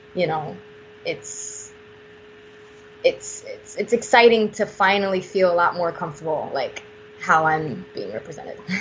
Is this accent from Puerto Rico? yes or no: yes; Puerto Rico; I'm from Puerto Rico